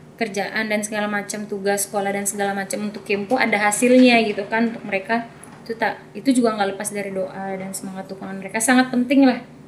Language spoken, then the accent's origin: Indonesian; Bali, Indonesia; saya asli NTT tapi memang saya membawa nama Bali karena lahir besar di Bali